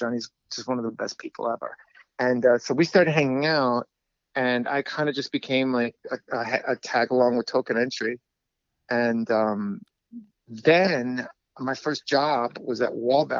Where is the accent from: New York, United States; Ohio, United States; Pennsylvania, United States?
New York, United States; New York City; also born or lived in Astoria, Queens; I was born in Jackson Heights, And I was raised between Jackson Heights with my mom